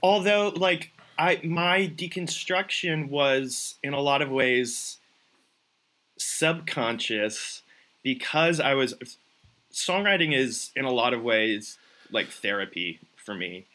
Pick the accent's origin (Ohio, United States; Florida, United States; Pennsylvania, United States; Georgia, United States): Florida, United States; Tampa; moved away as an adult; now in Nashville, United States; both my wife and I grew up in Tampa, lived there our whole lives